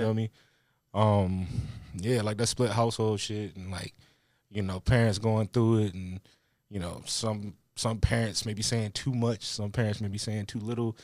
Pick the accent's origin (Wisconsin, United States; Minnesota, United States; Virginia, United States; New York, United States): Virginia, United States; Louisa; moved away as an adult; now in Richmond, United States; I grew up in the country, a place called Louisa, like, not far from here.